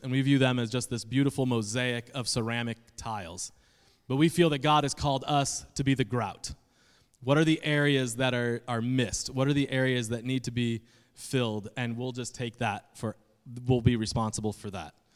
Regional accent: Adirondack Mountains, New York, United States; moved away; also born or lived in Indiana; I am from the Northeast, specifically New York, and even more specifically, the middle of nowhere. uh, in the Adirondack Mountains of New York

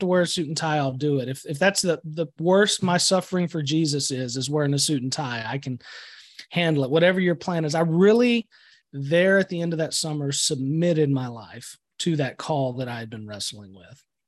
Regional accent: Atascosa County, Texas, United States; also born or lived in San Marcos, Texas; Grew up on a ranch, actually here in Atascosa County

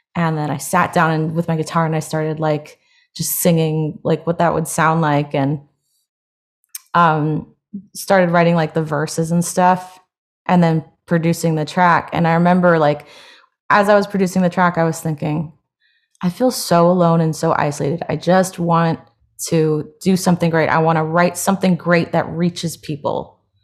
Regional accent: Hawaii, United States; now in Los Angeles, United States; I grew up in Hawaii

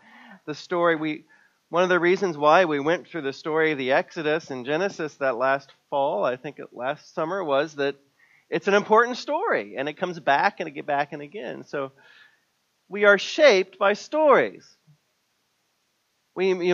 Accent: Missouri, United States; moved away; my hometown in Missouri

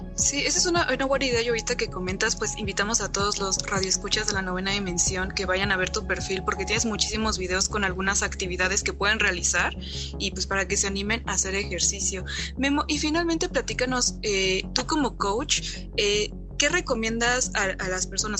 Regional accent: Mexico; todos como mexicanos

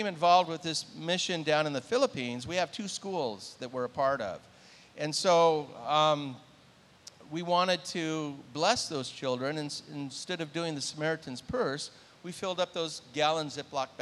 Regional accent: Southern California, United States; I grew up in Southern California

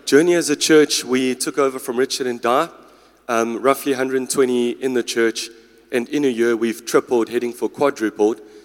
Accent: Durban, KwaZulu-Natal, South Africa; moved away; also born or lived in Klerksdorp / Potchefstroom; I'm originally from Durban, so it's my home

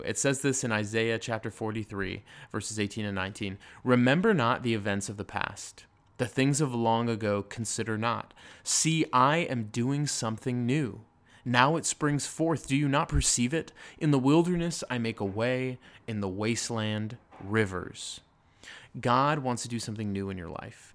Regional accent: Lake Arrowhead, California, United States; moved away; the mountains where I grew up in Lake Arrowhead

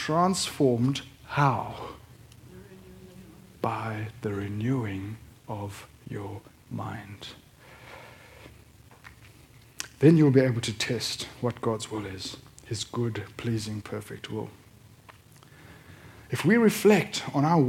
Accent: South Africa; moved away; also born or lived in Tasmania; I'm an expat South African.

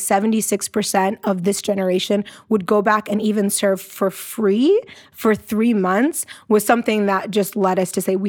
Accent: Iowa, United States; moved away as an adult; also born or lived in Ethiopia / Arizona; I'm Ethiopian born, but I grew up in Iowa, which is like as American as you can be

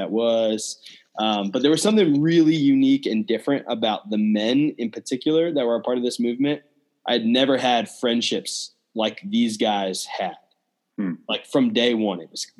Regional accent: Cranberry Township, Pennsylvania, United States; now in Muncie, United States; Cranberry Township is where I grew up. So it's a suburb just outside of Pittsburgh, about 25 minutes north of Pittsburgh

